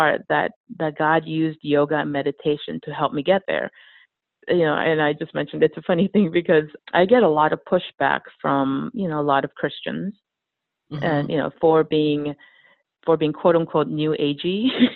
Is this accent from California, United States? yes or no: yes; Los Angeles, California, United States; I grew up in Los Angeles, so there are plenty of yoga studios